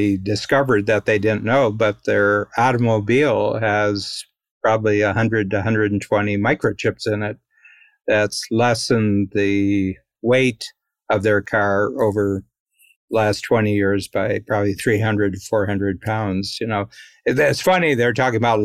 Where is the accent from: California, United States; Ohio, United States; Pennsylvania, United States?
Ohio, United States; I'm from Ohio, so I'm a Buckeye